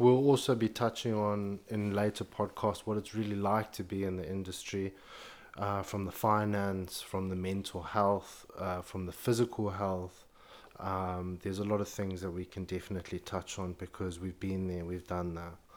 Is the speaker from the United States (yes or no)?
no; Zimbabwe; moved away as an adult; now in London, United Kingdom; born and raised in Zimbabwe, grew up in a very conservative family